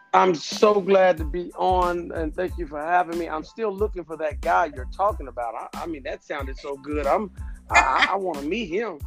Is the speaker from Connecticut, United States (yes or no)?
no; Louisville, Kentucky, United States; I'm originally from Louisville, Kentucky